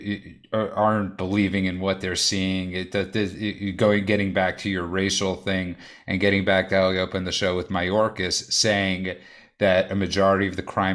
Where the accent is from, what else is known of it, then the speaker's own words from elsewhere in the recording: New York, United States; growing up in New York, being a New Yorker here